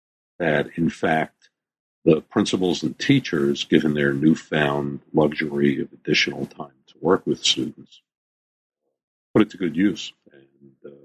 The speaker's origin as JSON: {"language": "English", "town": "New York City", "region": "New York", "country": "United States", "tie": "born or raised there", "said": "Yeah. Born and bred in the Bronx. I still live there. Been in the Bronx for 65 years."}